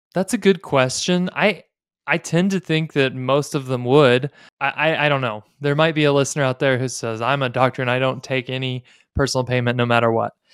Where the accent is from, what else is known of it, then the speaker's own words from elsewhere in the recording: United States; as American evangelicals